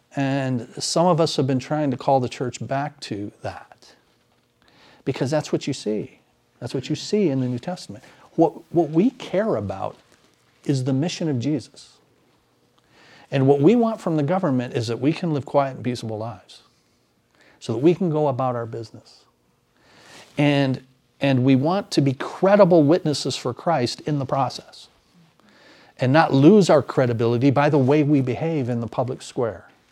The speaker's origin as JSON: {"language": "English", "country": "United States", "said": "as American citizens"}